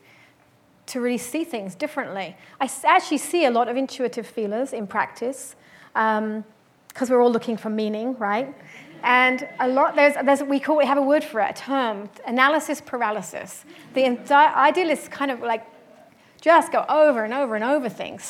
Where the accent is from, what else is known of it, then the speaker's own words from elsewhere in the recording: London, United Kingdom; moved away as an adult; I'm from London, and I moved here when I was 30